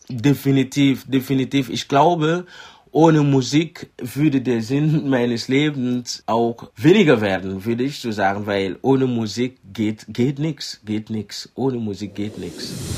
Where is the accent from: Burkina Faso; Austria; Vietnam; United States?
Burkina Faso; first language Mooré; German is a second language; moved away as an adult; now in Dresden, Germany; Also, Moré ist die meistgesprochene Sprache in Burkina Faso, meine Muttersprache.